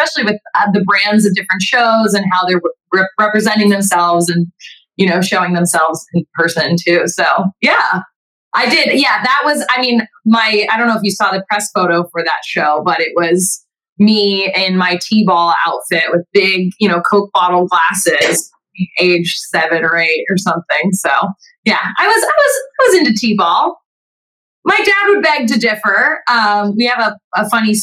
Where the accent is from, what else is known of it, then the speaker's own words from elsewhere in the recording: Southern California, United States; I'm out here in LA. I'm from Southern California